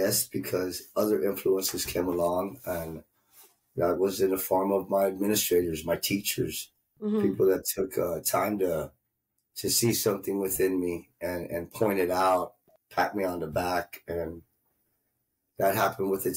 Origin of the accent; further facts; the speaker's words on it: Mission, Texas, United States; also born or lived in Winfield, Illinois; I grew up in the Rio Grande Valley, Mission, Texas